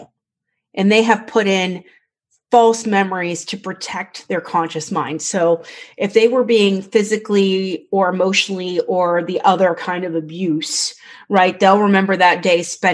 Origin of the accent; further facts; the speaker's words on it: Pittsburgh, Pennsylvania, United States; we're from Pittsburgh